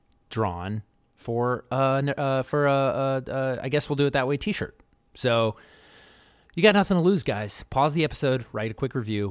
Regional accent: Baltimore, Maryland, United States; I grew up in Baltimore.

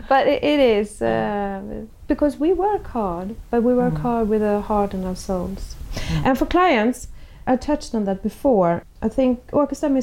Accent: Sweden; me growing up in Sweden in the 60s

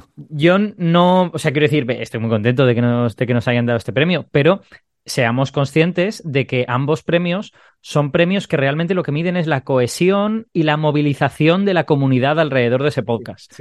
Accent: Castellón de la Plana, Valencian Community, Spain; yo soy de Castellón, que Castellón ni siquiera es una provincia grande y Castellón no es una ciudad grande

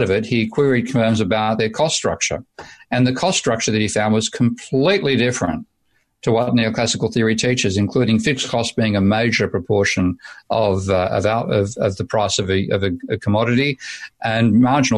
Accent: Australia; I'm being totally Australian today

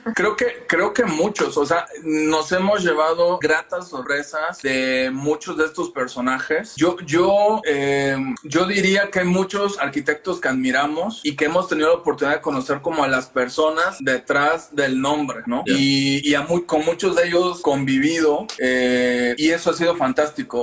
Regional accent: Veracruz, Mexico; moved away as an adult; now in Mexico City, Mexico; ambos somos de Veracruz

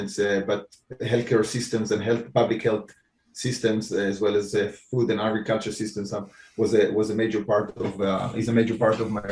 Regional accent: Israel; moved away as an adult; now in Cambridge, United States; I was born in Israel. I spent almost 12 years in the Israeli military

